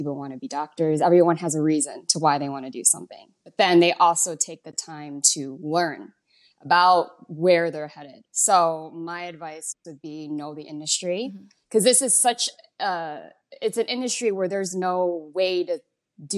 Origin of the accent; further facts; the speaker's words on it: Chicago, Illinois, United States; moved away as an adult; now in Las Vegas, United States; I grew up mostly around Chinese kids in Chicago